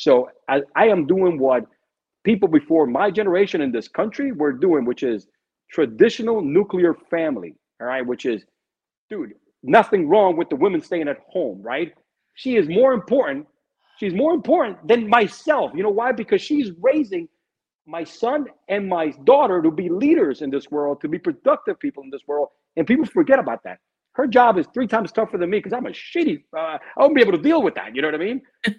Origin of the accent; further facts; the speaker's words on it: Cuba; born there; I'm Cuban because I was born in Cuba, right? I'm proud of my heritage, you know, shit.